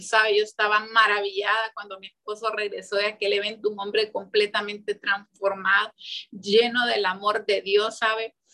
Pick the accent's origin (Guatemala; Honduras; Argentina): Honduras; Santa Bárbara; moved away; also born or lived in San Pedro Sula; yo soy de Santa Bárbara pero ya en ese tiempo yo vivía en San Pedro Sula